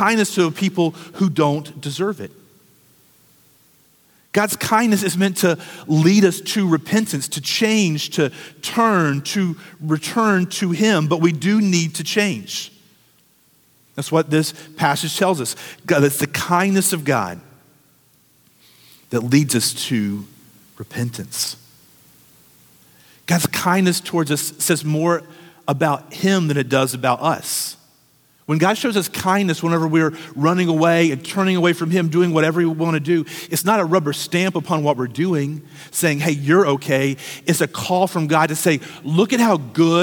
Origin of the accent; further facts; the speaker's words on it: United States; as American Christians